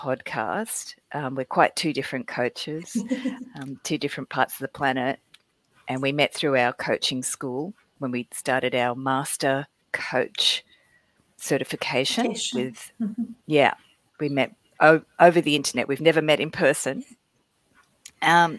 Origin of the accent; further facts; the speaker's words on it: Sydney, New South Wales, Australia; moved away as an adult; also born or lived in Florida / New York; I was born in Sydney, Australia. And in my 30s, I moved to the US, Florida, and then I lived in New York.